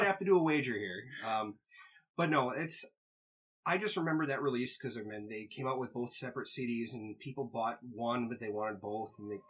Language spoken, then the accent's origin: English; Midwest, United States; moved away; I was from the Midwest, and I never had Waffle House before.